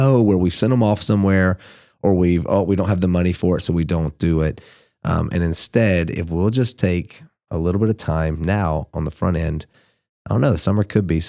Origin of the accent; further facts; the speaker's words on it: Georgia, United States; I'm from South Georgia.